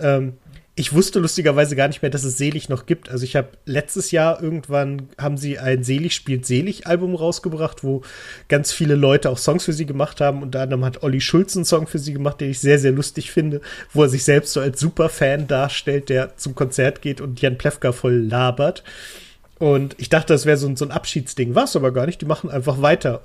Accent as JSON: {"language": "German", "region": "Lower Saxony", "country": "Germany", "said": "das sage ich als Niedersachse"}